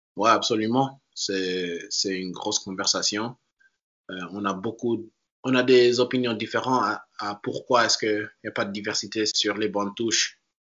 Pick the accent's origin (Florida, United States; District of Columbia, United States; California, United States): District of Columbia, United States; Washington; moved away as an adult; also born or lived in Paris, France / North Carolina; now in Portland, United States; je suis né à Paris et puis j'ai immédiatement déménagé quand j'avais deux ans. Mais j'ai vécu dans la région euh, Washington DC, et dans les banlieues euh, là-bas